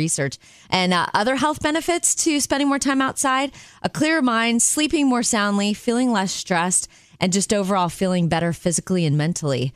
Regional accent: Florida, United States; growing up in Florida

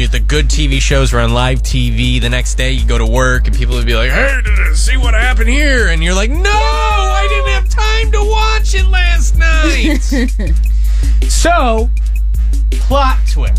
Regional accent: Tucson, Arizona, United States; now in Tampa Bay, United States; I was born in Tucson, Arizona, so all my family lives there

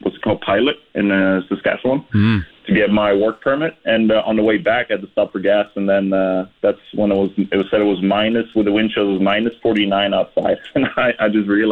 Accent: Norway; moved away as an adult; also born or lived in Regina; I'm from coastal city in Norway

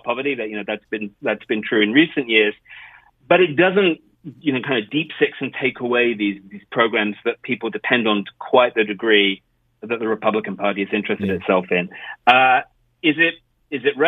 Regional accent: United Kingdom; also born or lived in California / United States; I grew up in the United Kingdom

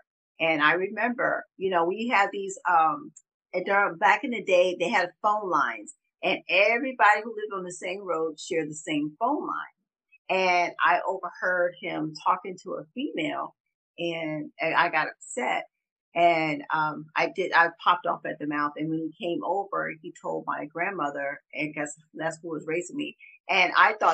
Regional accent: Pineville, South Carolina, United States; moved away as an adult; also born or lived in Charleston, South Carolina; now in Atlanta, United States; I've lived in Charleston, but I was raised in Pineville in Berkeley County.

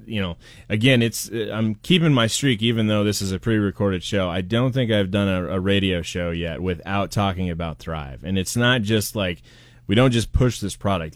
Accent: Portland, United States; moved away; I'm from Portland

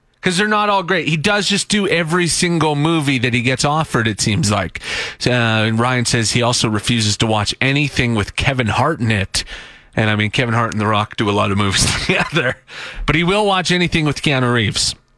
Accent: Saskatchewan, Canada; moved away as an adult; now in Edmonton, Canada; I'm from Saskatchewan originally

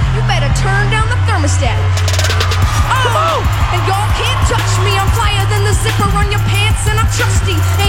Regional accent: Portsmouth, New Hampshire, United States; I'm from Portsmouth, New Hampshire.

